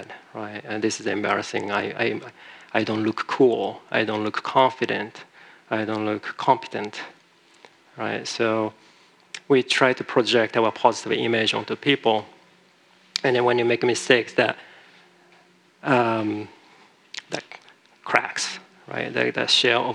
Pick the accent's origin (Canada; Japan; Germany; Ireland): Japan; moved away; I'm from Japan originally